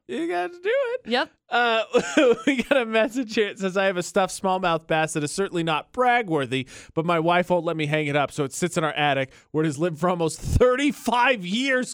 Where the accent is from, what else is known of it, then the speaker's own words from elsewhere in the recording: Indiana, United States; I'm from Indiana